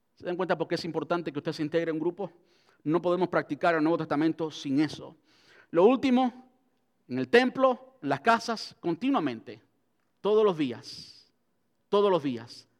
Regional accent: Cuba; moved away; crecí en Cuba donde se mendigaba pan

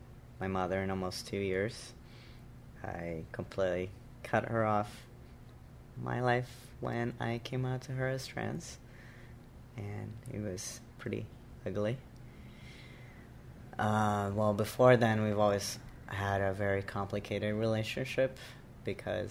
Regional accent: Brazil; first language Portuguese; English is a second language; moved away as an adult; now in New York, United States; My mother tongue is Portuguese because I was born and raised in Brazil

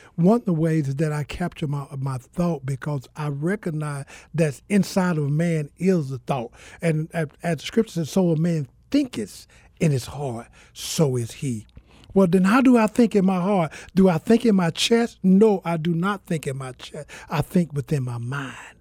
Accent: Mississippi, United States; also born or lived in Georgia; now in Phoenix, United States; I'm originally from Mississippi

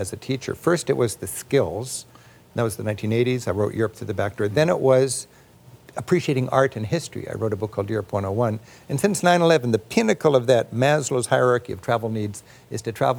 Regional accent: United States; as an American citizen

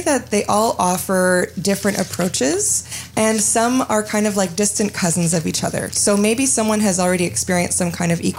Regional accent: Montreal, Quebec, Canada; also born or lived in Ontario; now in Muskoka, Canada; I grew up in Montreal

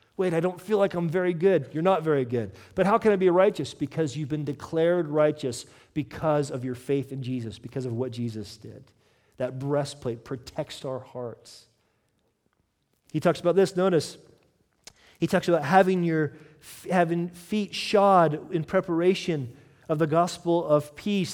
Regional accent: United States; I'm American

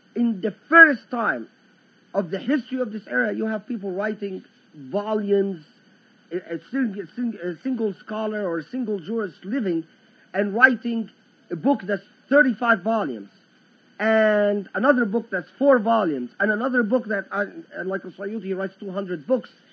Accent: Egypt; I am from the Egyptian lands

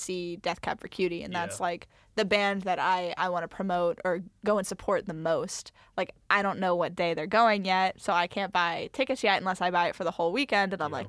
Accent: Cincinnati, Ohio, United States; I'm from the Cincinnati area

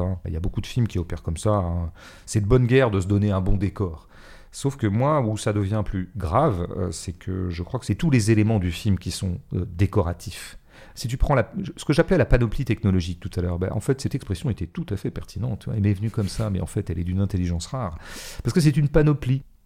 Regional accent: Paris, Île-de-France, France; en tant que Parisien

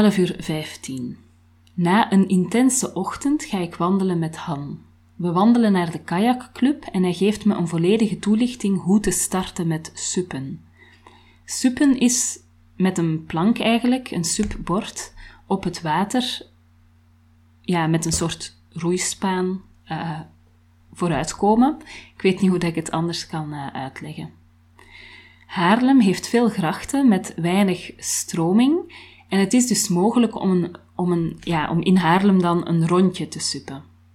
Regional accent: Antwerp, Flanders, Belgium; moved away; ik kom uit Antwerpen, dat kan je niet verbergen natuurlijk

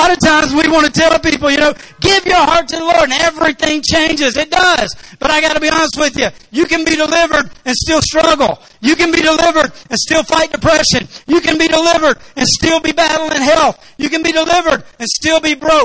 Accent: Arkansas, United States; I'm from Arkansas

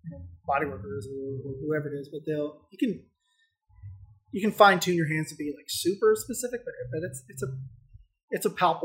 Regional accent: Saudi Arabia; also born or lived in Germany / Florida / Alabama / Indiana; now in United States; I was born in Germany, but then I grew up in Saudi Arabia. And then I moved to Northwest Florida, college in Alabama, Indiana, and I'm here.

